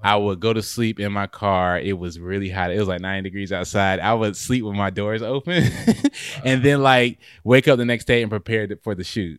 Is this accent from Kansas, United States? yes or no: no; Raleigh, North Carolina, United States; now in Clayton, United States; I'm from, originally from Raleigh, North Carolina. Um, I grew up there and then moved to Clayton